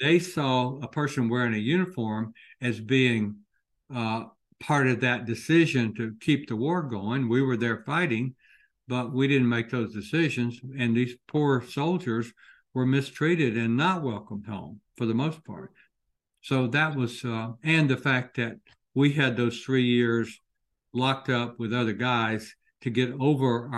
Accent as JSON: {"language": "English", "town": "Commerce", "region": "Georgia", "country": "United States", "tie": "born or raised there", "moved": "yes", "said": "going home to my hometown of Commerce, Georgia"}